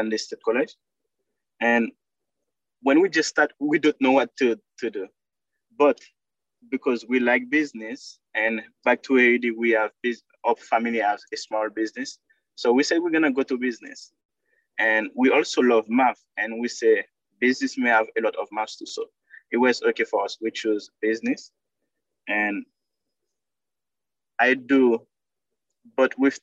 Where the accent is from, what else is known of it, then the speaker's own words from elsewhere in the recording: Haiti; English is a second language; moved away as an adult; now in United States; I was born in Haiti. And I like my country. Most of the things I do it in my country. I started my high school there.